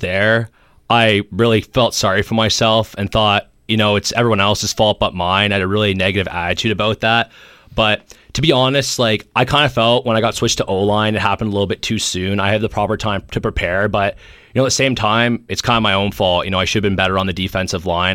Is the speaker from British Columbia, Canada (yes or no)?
no; Golden Horseshoe, Ontario, Canada; I was from the Golden Horseshoe area